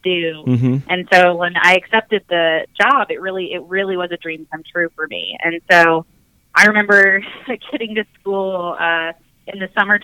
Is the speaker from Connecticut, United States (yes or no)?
no; Omaha, Nebraska, United States; moved away; I'm originally from Omaha, Nebraska